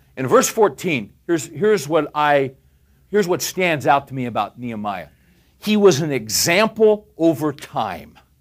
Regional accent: California, United States; I grew up in California

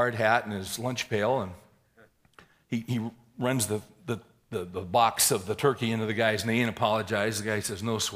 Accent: United States; we all, as American capitalists

